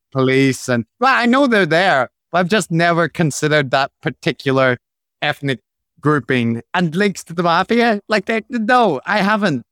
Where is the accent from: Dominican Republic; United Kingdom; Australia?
United Kingdom; Belfast, Northern Ireland; growing up in Belfast